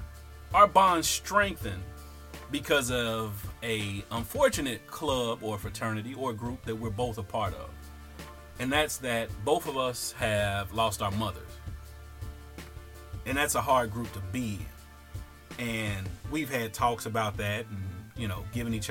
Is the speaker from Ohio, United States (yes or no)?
yes; Cincinnati, Ohio, United States; I'm from the Fay Apartments in Cincinnati.